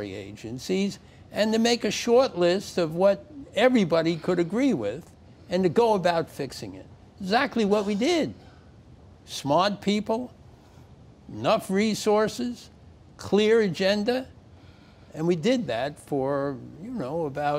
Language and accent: English; New York, United States; I was born in New York in the early in the last century, and went to school here